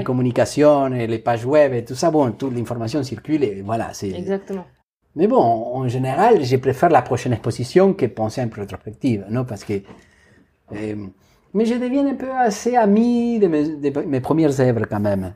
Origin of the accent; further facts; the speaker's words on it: Argentina; French is a second language; moved away as an adult; je dois faire des choses en ce moment dans mon pays d'origine que j'ai pas fait, par exemple une exposition institutionnelle dans un centre d'art à eh, Buenos Aires